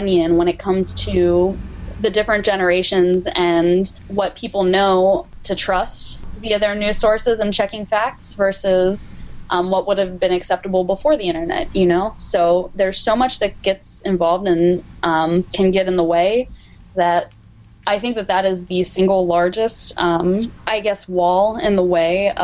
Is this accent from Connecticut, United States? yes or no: no; Hanover, Pennsylvania, United States; for a local manufacturer in Hanover, in my hometown, called Legacy Athletic.